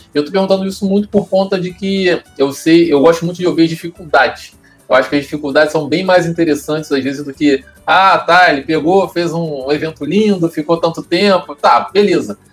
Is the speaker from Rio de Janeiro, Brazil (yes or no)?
yes; São Gonçalo, Rio de Janeiro, Brazil; eu sou do Paraíso, então eu ia direto ali para Nossa Senhora Aparecida